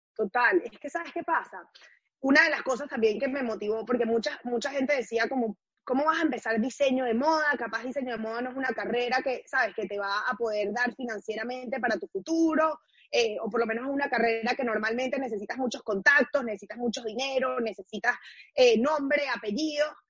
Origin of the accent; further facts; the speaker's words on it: Caracas, Capital District, Venezuela; now in New York City, United States; I'm from Caracas, Venezuela